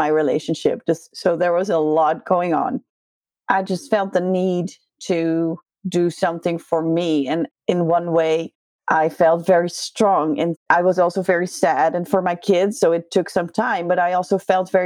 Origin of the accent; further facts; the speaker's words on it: Netherlands; English is a second language; I'm from Holland.